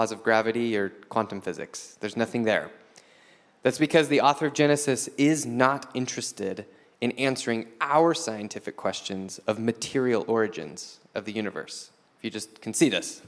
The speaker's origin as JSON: {"language": "English", "country": "United States", "said": "I'm an American living in the 21st century"}